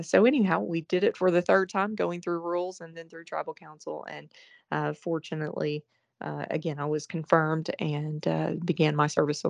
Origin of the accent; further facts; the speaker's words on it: Oklahoma, United States; moved away as an adult; also born or lived in Arkansas / New York / Florida; I grew up in Oklahoma.